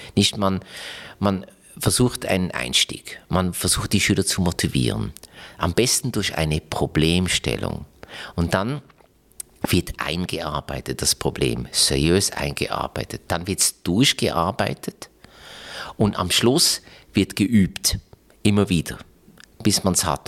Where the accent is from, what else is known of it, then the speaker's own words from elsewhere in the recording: Basel, Basel-Stadt, Switzerland; Das ist leider Gottes mein Heimatkanton, Basel-Stadt